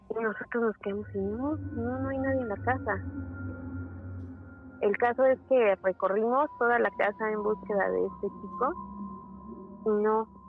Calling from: Mexico City, Mexico; De la Ciudad de México.

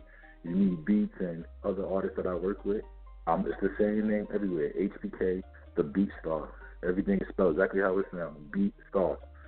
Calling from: New York City, New York, United States; I'm calling from Brooklyn.

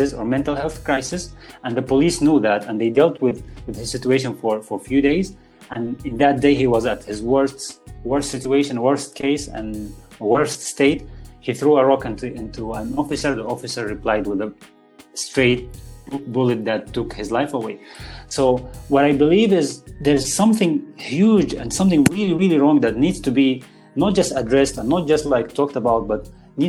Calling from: Spain; English is a second language; who I'm speaking from Spain, as you are speaking now from Malaysia.

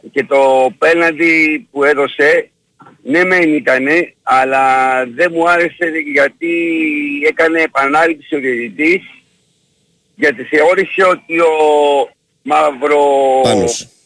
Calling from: Sparta, Peloponnese, Greece; από Σπάρτη.

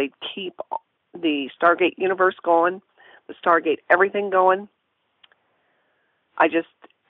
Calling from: O'Fallon, Missouri, United States; I'm calling from O'Fallon, Missouri

